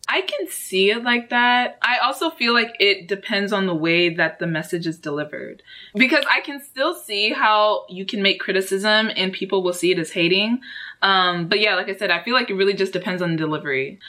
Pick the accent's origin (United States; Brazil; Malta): United States; Houston, Texas; also born or lived in Dallas, Texas; I was born in Dallas, Texas, and all right, raised in Houston, and that's where I still am